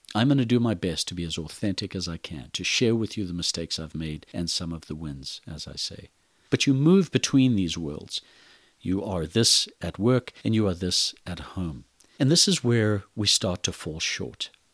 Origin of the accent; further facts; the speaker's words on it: Zimbabwe; moved away as an adult; I'm originally from Zimbabwe and Africa. Born in the country of Rhodesia, I grew up in a violent, brutal civil war